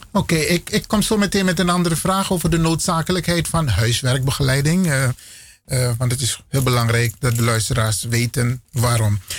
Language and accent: Dutch; Suriname; now in Netherlands; ik kom uit Suriname